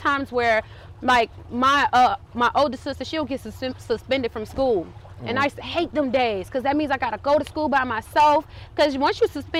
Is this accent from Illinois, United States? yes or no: yes; Chicago, Illinois, United States; I'm from Cabrini. Been through a lot of shit.